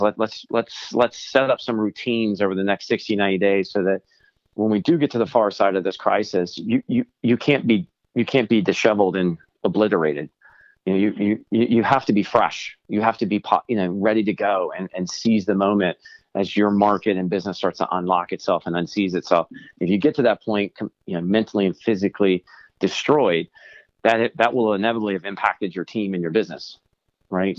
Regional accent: Virginia, United States; I'm from Virginia

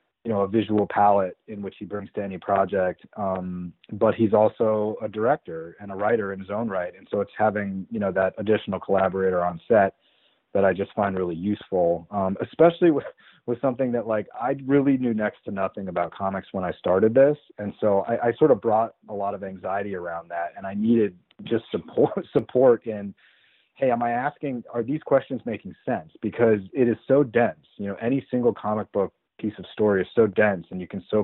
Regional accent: Colorado, United States; I grew up in Colorado

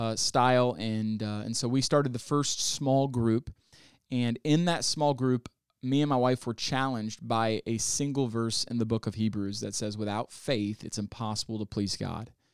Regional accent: Northwest Arkansas, United States; also born or lived in Kalamazoo, Michigan / Texas / Oklahoma; now in Columbus, United States; I spent most of my life in Northwest Arkansas

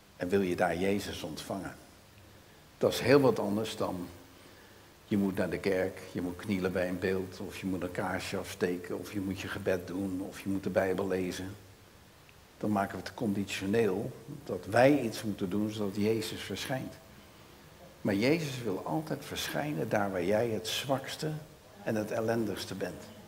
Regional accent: Rotterdam, South Holland, Netherlands; accent: Rotterdams; Ik ben een echte Rotterdammer, dus mijn accent is Rotterdams

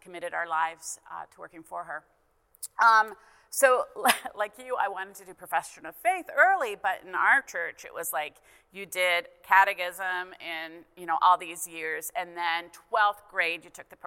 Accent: Canada; I'm Canadian, grew up in Canada

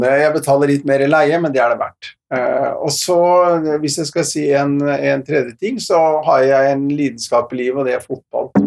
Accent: Oslo, Norway; also born or lived in Fredrikstad; now in Bergen, Norway; Jeg er østlending, har vokst opp i Oslo og Fredrikstad-området.

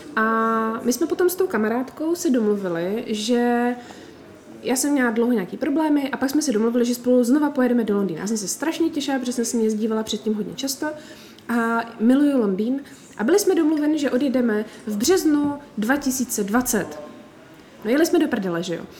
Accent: Czechia; my jsme z Česka

